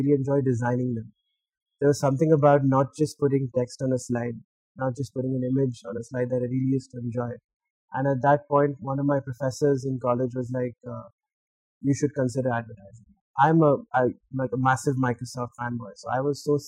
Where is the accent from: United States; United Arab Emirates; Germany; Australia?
United Arab Emirates; Dubai; moved away as an adult; now in Hyderabad, India; most of my life I grew up in Dubai